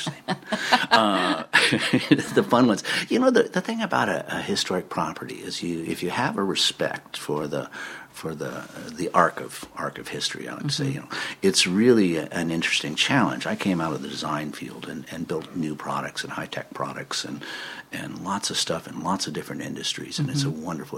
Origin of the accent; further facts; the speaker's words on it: the Northwest, Pacific Northwest, United States; also born or lived in New York; I grew up in the Northwest.